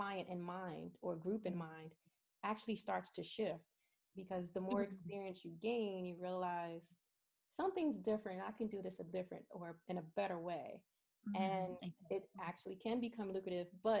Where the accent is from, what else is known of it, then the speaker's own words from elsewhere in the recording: New York City, New York, United States; moved away; also born or lived in Pennsylvania; I grew up in Brooklyn, New York